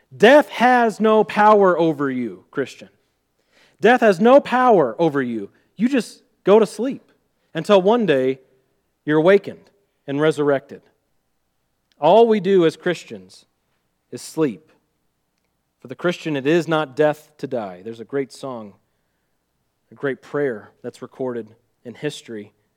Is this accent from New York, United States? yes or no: no; Missouri, United States; accent: Missouri; my Missouri accent